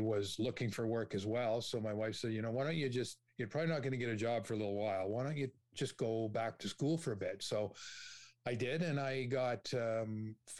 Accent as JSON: {"language": "English", "town": "Toronto", "region": "Ontario", "country": "Canada", "tie": "born or raised there", "said": "grew up in Scarborough"}